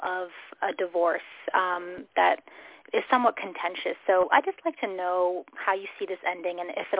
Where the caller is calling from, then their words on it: Connecticut, United States; I'm calling from Connecticut.